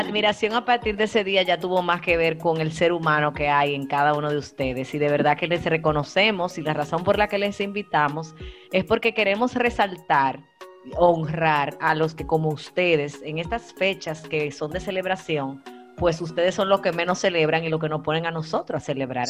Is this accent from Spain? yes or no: no; Dominican Republic; Como buena dominicana que yo soy